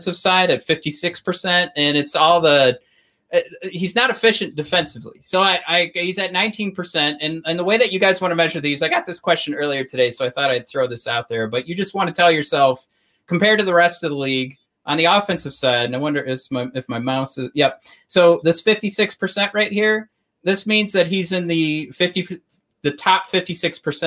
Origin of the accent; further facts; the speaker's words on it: Dearborn, Michigan, United States; our hometown adjacent, since we're from Dearborn